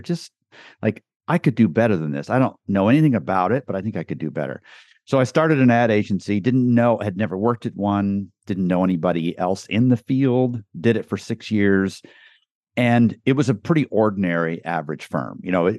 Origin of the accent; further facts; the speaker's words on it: Guatemala; moved away as an adult; also born or lived in Costa Rica; now in United States; That's how I grew up in Guatemala. So lived in Costa Rica for a year while they learned Spanish, very poorly learned it. And then we lived in Guatemala for 13 years.